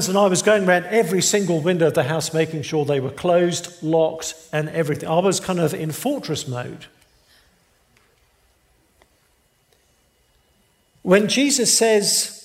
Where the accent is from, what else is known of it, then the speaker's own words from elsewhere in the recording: England, United Kingdom; moved away; I'm from England